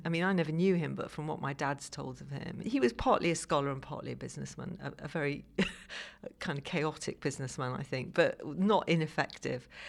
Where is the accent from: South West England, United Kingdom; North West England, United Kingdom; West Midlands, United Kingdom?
North West England, United Kingdom; Liverpool; now in London, United Kingdom; I live now in London. I grew up in Liverpool